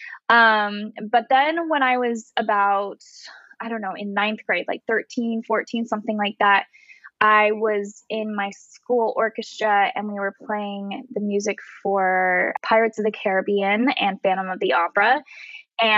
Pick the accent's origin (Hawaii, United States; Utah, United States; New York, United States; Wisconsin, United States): Utah, United States; moved away as an adult; I grew up in Utah and I lived there until I graduated high school.